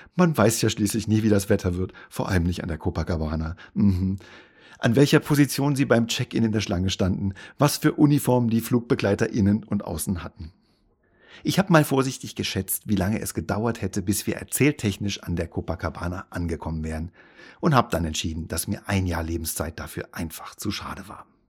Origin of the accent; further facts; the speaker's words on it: Hesse, Germany; meine Nationalität ist deutsch. Und ich bin in Hessen geboren